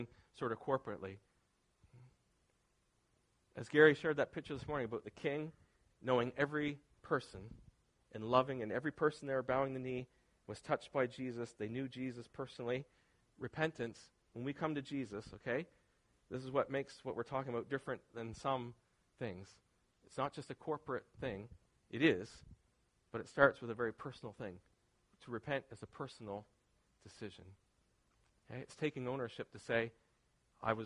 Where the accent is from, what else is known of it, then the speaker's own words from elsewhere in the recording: near Ski Wentworth, Nova Scotia, Canada; where I grew up near Ski Wentworth